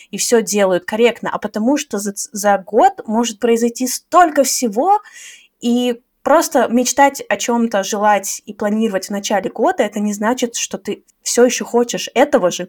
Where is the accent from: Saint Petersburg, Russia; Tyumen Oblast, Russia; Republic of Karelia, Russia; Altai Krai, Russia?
Saint Petersburg, Russia; now in Tashkent, Uzbekistan; из Питера, а сейчас живу в Ташкенте.